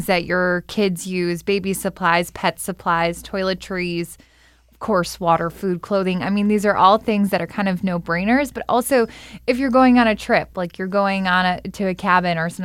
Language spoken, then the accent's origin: English; Midwest, United States; moved away; I'm a Midwesterner